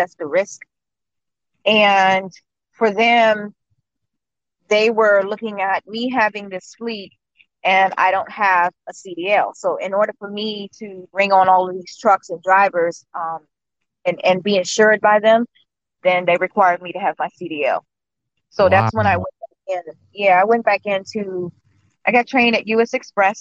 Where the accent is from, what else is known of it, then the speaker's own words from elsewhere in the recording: Washington, District of Columbia, United States; now in Raleigh, United States; I'm from DC.